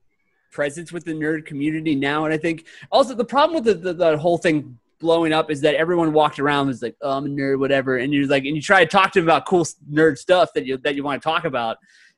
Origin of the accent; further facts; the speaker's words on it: Pennsylvania, United States; this interstate that goes through Pennsylvania that's in my hometown.